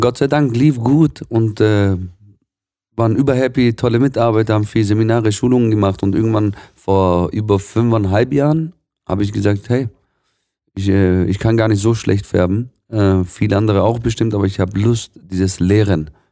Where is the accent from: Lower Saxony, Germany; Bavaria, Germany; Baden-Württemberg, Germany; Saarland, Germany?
Baden-Württemberg, Germany; Swabia; gebürtiger Schwabe, meine, ursprünglich aus dem Libanon